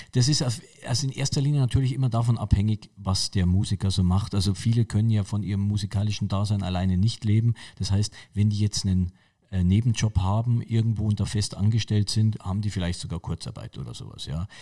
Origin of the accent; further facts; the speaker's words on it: Munich, Bavaria, Germany; ich bin gebürtiger Münchner, ich bin in München-Pasing geboren und äh, ich bin natürlich also ein Münchner Kindl irgendwie und gehöre zu München